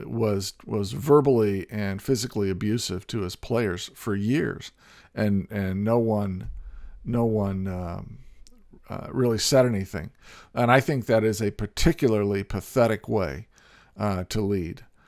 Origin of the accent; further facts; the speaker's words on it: Indiana, United States; I grew up in Indiana and played basketball